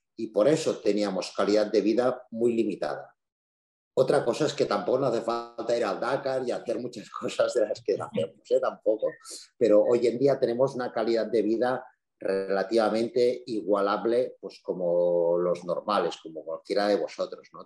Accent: Andorra; soy de Andorra, que somos poquitos

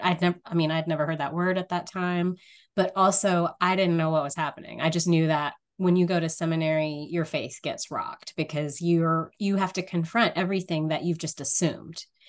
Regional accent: rural North Louisiana, United States; I grew up in a area of rural North Louisiana

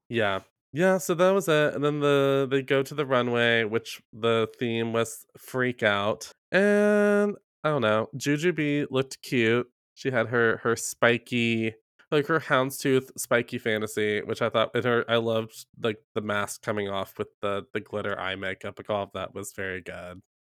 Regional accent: the South, United States; I'm from the South

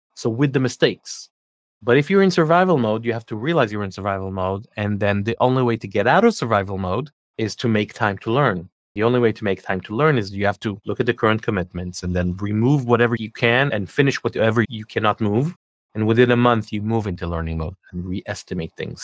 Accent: Israel; moved away as an adult; also born or lived in Scandinavia / New Jersey, United States / California, United States; I'm born and raised in Israel, but we lived in Scandinavia for a few years, and then we lived in the U S for a few years

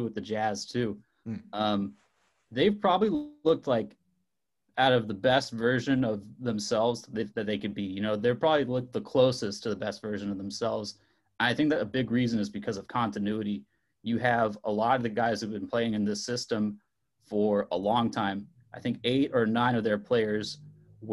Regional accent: Los Angeles, California, United States; my hometown Lakers

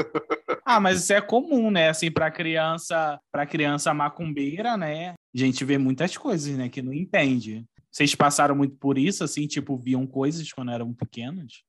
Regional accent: Rio de Janeiro, Brazil; sou aqui do Rio de Janeiro, eu moro na, na Baixada

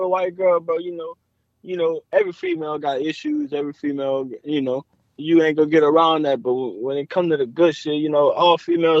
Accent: the Deep South, United States; being from down south, really deep down south

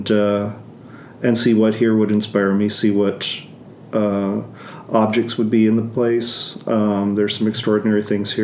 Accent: Winnipeg, Manitoba, Canada; now in Toronto, Canada; I'm originally from Winnipeg, now living in Toronto.

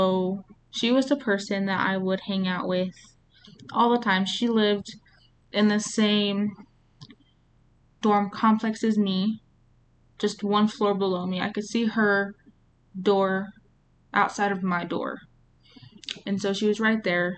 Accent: New Mexico, United States; also born or lived in Las Cruces, New Mexico; I'm from New Mexico

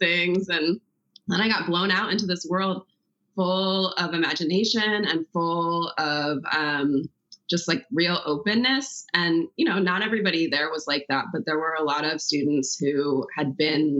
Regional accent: Chevy Chase, Maryland, United States; also born or lived in Washington, D.C.; now in West Coast, United States; I grew up mostly outside of DC, like just outside in a very small town called Chevy Chase, Maryland, suburb.

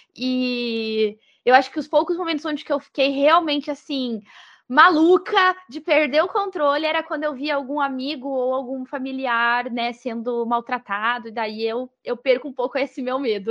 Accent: Rio Grande do Sul, Brazil; moved away as an adult; now in Florianópolis, Brazil; eu sou gaúcha, mesmo que eu moro em Florianópolis, eu sou gaúcha, então a galera do Rio Grande do Sul é, pertenço

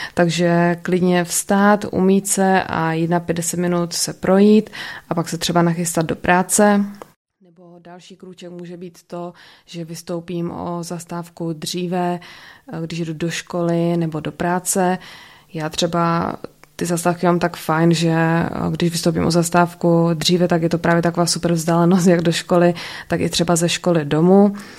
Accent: Ostrava, Moravian-Silesian Region, Czechia; also born or lived in United States; jsem z Ostravy, narodila jsem se tady a bydlím tady

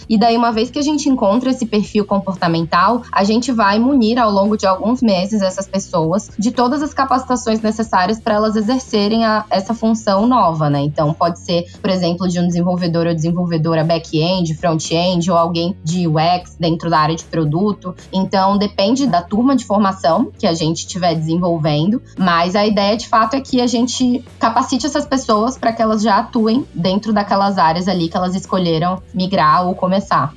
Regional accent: Salvador, Bahia, Brazil; Entrei pelo programa de estágio em Salvador, que é minha cidade natal

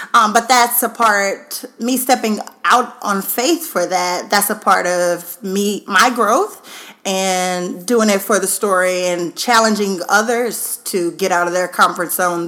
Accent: Baton Rouge, Louisiana, United States; also born or lived in Austin, Texas / Dallas, Texas; now in Seattle, United States; I am originally from Baton Rouge, Louisiana

